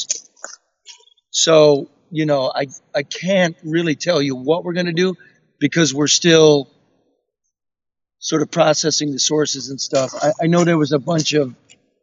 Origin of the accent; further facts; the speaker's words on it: Detroit, Michigan, United States; we're all from Detroit. We're from a border city.